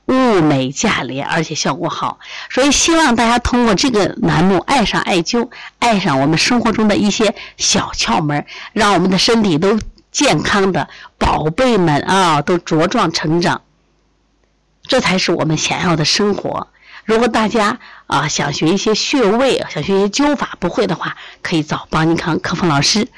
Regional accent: Shandong, China; 我是山东人， 山东人，东北人都是爱吃大葱

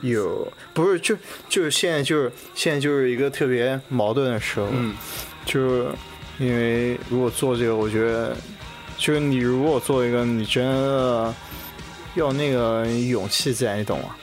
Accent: Nanjing, Jiangsu, China; 我从南京

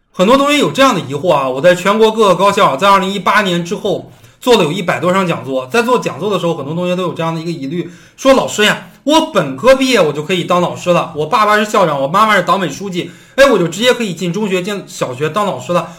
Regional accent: Beijing, China; also born or lived in Xinxiang, Henan; 我是北京人，我的大学是在河南读的，在河南新乡读的，一所二本院校，河南新乡读的

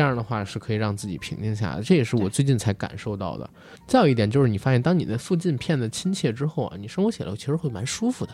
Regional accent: Beijing, China; 我作为一个北京人

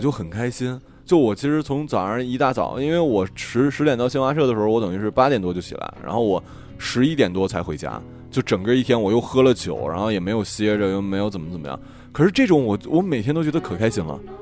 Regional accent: Northeast China, China; 我是东北人

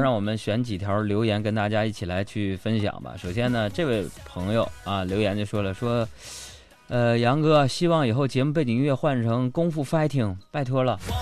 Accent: Northeast China, China; accent: Northeastern dialect; 我们东北话

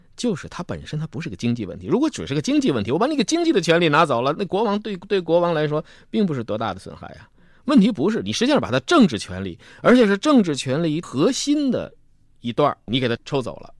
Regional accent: China; 我们中国人的文化里头

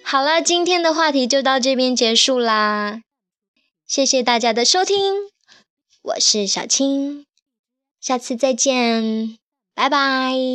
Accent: Xiamen, Fujian, China; 我来自一个海上花园，厦门

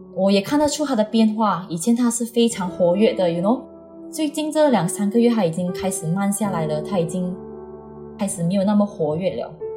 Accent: Malaysia; 我今年呢是三十岁，我是来自马来西亚的朋友

